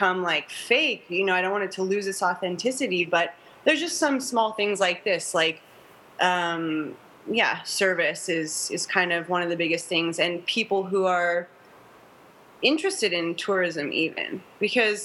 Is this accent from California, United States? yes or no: yes; Orange County, California, United States; I grew up in Orange County